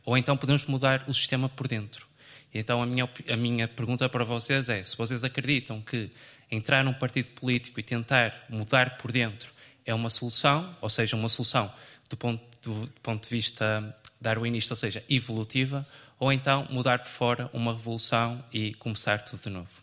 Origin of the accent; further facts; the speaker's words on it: Vila Nova de Famalicão, Norte, Portugal; moved away as an adult; now in Lisbon, Portugal; Sou de Vila Nova, Malicão, mas estudo no técnico.